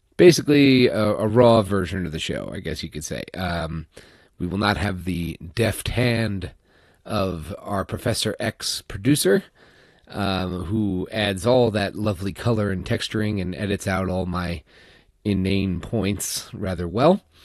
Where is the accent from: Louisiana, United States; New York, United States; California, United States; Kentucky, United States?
New York, United States; moved away; I'm from New York